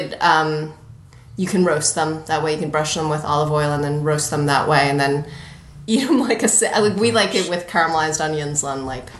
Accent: East Coast, United States; moved away; also born or lived in Los Angeles; I was born and raised on the East Coast

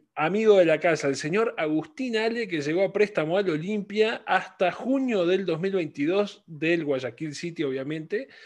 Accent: Uruguay; como uruguayos

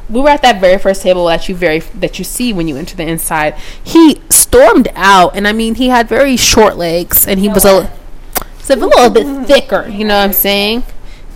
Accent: Sacramento, California, United States; We're just from Sacramento.

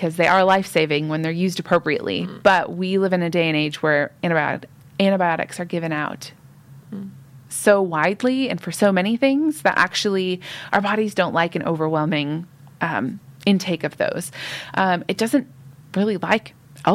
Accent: United States; now in Fife, United Kingdom; I grew up in the United States.

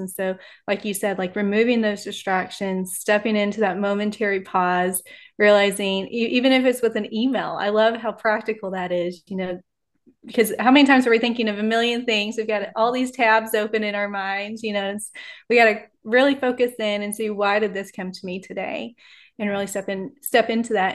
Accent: Texas, United States; now in Oklahoma City, United States; I grew up in Texas, and now I'm in Oklahoma City

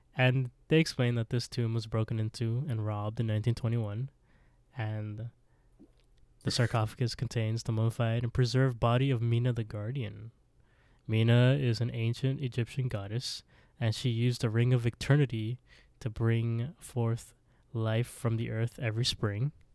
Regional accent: Canada; We're Canadian

